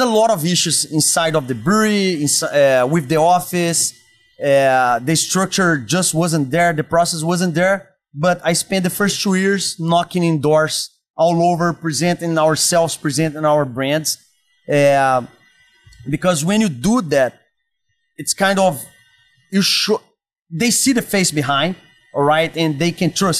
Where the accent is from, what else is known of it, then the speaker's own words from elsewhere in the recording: Brazil; accent: Brazilian; English is a second language; moved away; also born or lived in San Diego; As you can listen by my accent, I'm from Brazil. Okay. Yeah. I was born and raised inside of restaurants